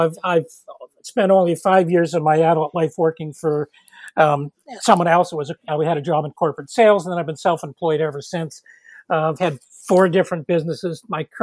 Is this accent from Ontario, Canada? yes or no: yes; Toronto, Ontario, Canada; moved away as an adult; now in Nova Scotia, Canada; I was born in Toronto